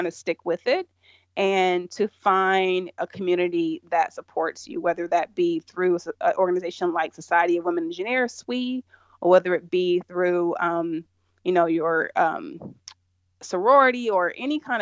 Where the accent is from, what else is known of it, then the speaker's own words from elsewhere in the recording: Georgia, United States; moved away as an adult; also born or lived in California; I grew up in Georgia